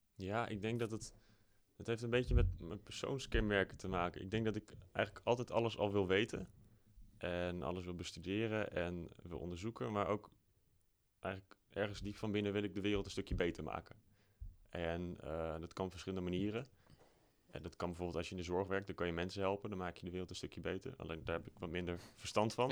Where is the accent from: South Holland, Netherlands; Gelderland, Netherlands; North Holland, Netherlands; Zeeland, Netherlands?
Gelderland, Netherlands; Apeldoorn; ik ben opgegroeid in Apeldoorn. vanaf mijn derde woon ik in Apeldoorn.